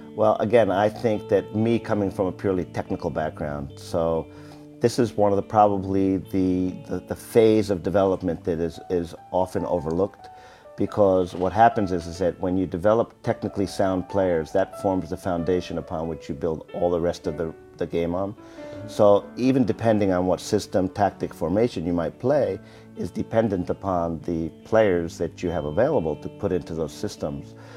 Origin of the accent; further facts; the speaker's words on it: United States; moved away; I'm from America